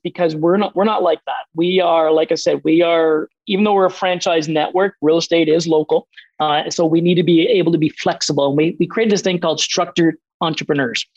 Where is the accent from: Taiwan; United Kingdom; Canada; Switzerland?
Canada; Atlantic Canada; as Atlantic Canadians